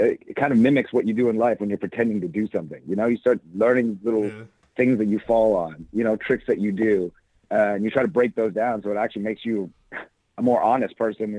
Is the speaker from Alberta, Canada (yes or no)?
no; Saint John, New Brunswick, Canada; moved away as an adult; also born or lived in Taiwan / Toronto / New York; now in Los Angeles, United States; Originally, I was born in Taiwan, and I lived there until I was 5, and I moved to a small city in eastern Canada called St. John, New Brunswick